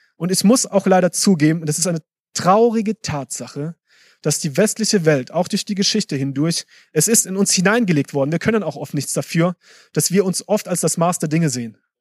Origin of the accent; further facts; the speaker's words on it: Germany; also born or lived in Africa; bei uns in Deutschland